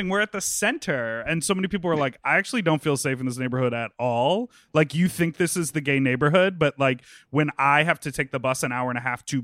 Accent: Evanston, Illinois, United States; moved away as an adult; also born or lived in Chicago; I grew up in Evanston

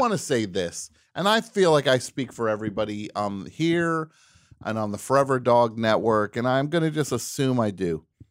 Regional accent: New Jersey, United States; I'm from New Jersey

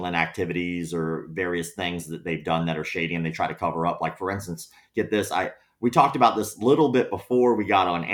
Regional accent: the South, United States; I don't have the accent, man. I'm from the South

